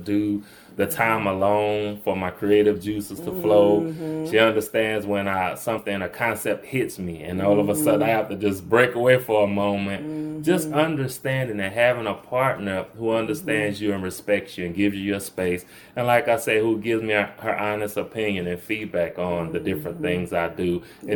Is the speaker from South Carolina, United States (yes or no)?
no; New Orleans, Louisiana, United States; moved away as an adult; now in Monroe, United States; I'm originally from New Orleans. That's where I grew up, and my formative years were spent there